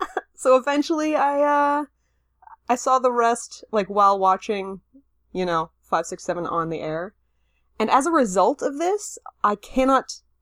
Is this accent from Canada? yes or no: yes; Canada